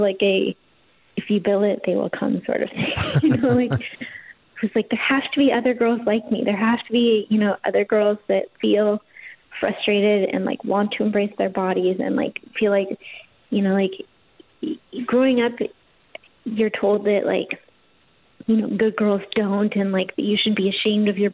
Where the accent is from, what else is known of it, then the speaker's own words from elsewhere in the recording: Portland, Oregon, United States; moved away as an adult; also born or lived in Los Angeles; So I grew up in Portland with that belief